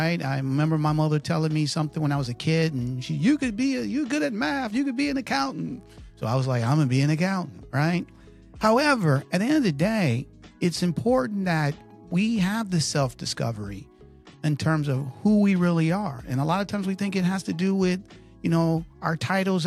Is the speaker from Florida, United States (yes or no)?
no; Detroit, Michigan, United States; now in Connecticut, United States; I'm from Detroit, Michigan. I live in Connecticut